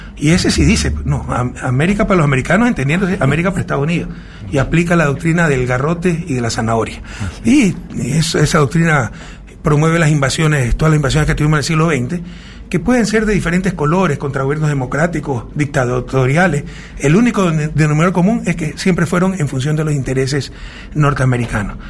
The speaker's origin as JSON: {"language": "Spanish", "town": "Guayaquil", "region": "Guayas", "country": "Ecuador", "tie": "born or raised there", "said": "Guayaquil, mi ciudad natal"}